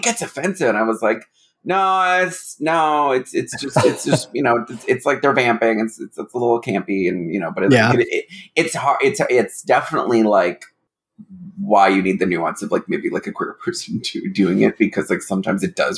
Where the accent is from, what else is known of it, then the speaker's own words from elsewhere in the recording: Midwest, United States; growing up in the Midwest